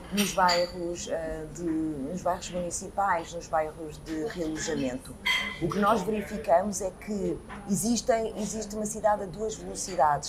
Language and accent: Portuguese; Lisbon, Portugal; also born or lived in Coimbra; Lisboa foi a cidade onde eu cresci